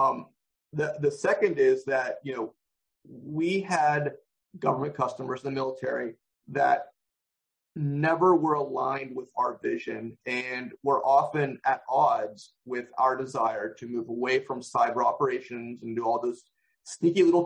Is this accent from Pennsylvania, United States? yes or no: yes; Pittsburgh, Pennsylvania, United States; moved away; also born or lived in Maryland, D.C. area; Pittsburgh, my hometown